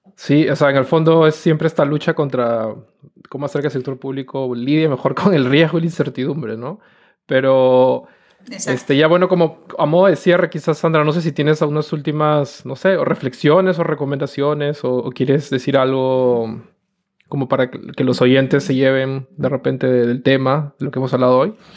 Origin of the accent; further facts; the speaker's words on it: Peru; nosotros venimos de Perú